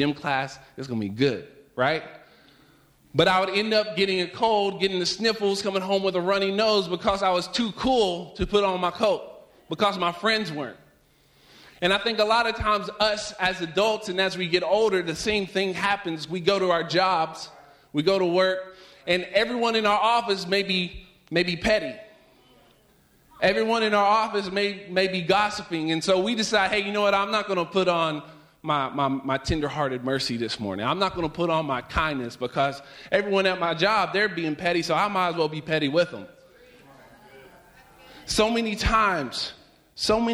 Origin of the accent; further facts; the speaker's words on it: Virginia, United States; moved away; whenever I was growing up, I'm from Virginia, and we would have cold mornings.